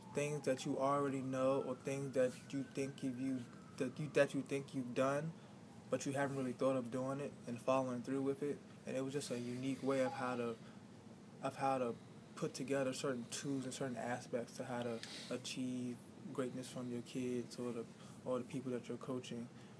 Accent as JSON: {"language": "English", "town": "Washington", "region": "District of Columbia", "country": "United States", "tie": "born or raised there", "said": "Growing up in the Washington, D.C. area in the city"}